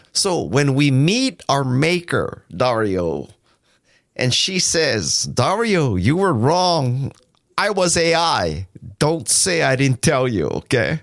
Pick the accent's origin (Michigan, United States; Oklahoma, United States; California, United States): California, United States; Silicon Valley; I'm from Silicon Valley